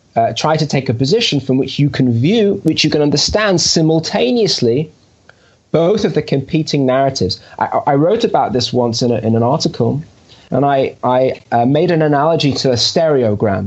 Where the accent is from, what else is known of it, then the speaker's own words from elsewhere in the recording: United Kingdom; moved away as an adult; now in Jerusalem, Israel; I am a British Jew that made Aliyah